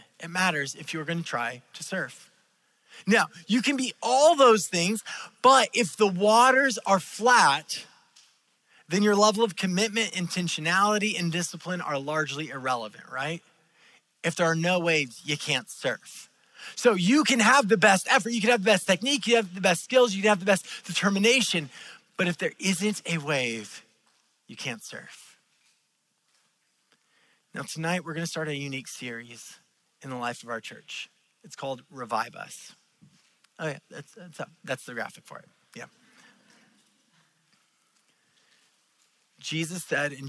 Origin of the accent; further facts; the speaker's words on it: California, United States; I am a Californian, but I did not grow up in the ocean. I grew up in the farm country